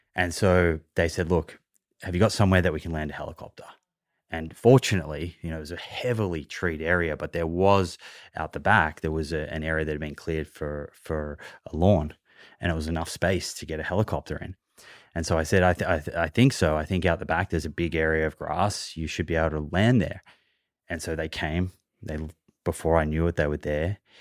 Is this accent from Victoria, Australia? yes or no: yes; Melbourne, Victoria, Australia; now in Sydney, Australia; I, I grew up in Melbourne, and now I live in Sydney